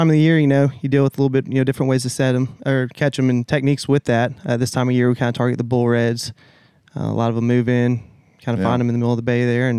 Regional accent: South Walton / 30A area, Florida, United States; I'm from here, born and raised.

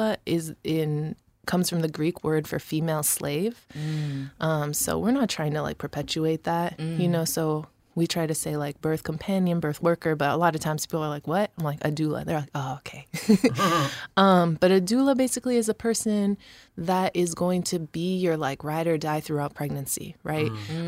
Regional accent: Alafua, Tuamasaga, Samoa; also born or lived in Rochester; I had my Samoan family in Samoa. Shout out Fasito'o, Malie, and I grew up in Alafua, really. But had that family and then had our little family in Rochester

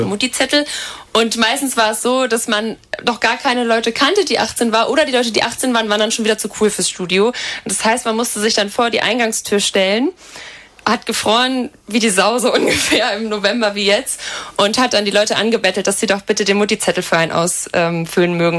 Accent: Bad Fallingbostel, Lower Saxony, Germany; moved away as an adult; now in Lüneburg, Germany; in meiner Heimatstadt gibt es genau 12.107 Einwohner

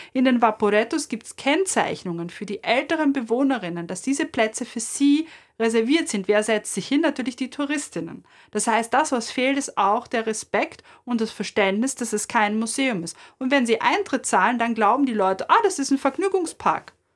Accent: Vienna, Austria; als Wienerin

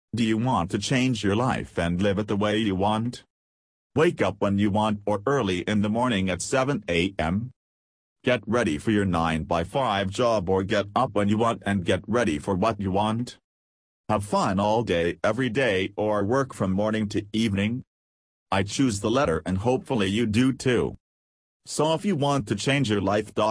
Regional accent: Pakistan; I'm from Pakistan.

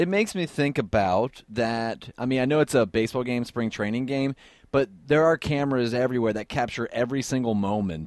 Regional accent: Columbus, Ohio, United States; I'm actually from Columbus

